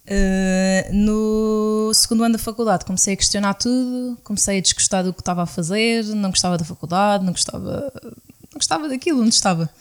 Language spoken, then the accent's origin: Portuguese; Madeira, Portugal; somos da Madeira, somos de uma ilha vulcânica